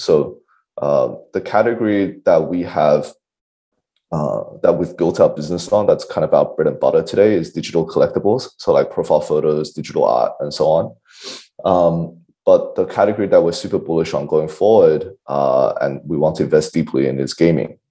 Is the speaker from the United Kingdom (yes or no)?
no; Australia; I'm an Aussie